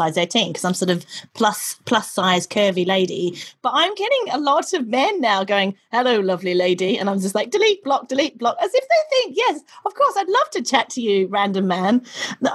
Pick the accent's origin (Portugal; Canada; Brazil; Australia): Australia; now in United Kingdom; I'm Australian